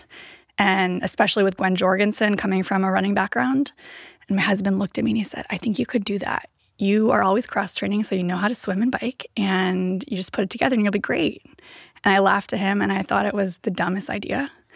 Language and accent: English; Davis, California, United States; also born or lived in San Diego / Bay Area; I grew up in Davis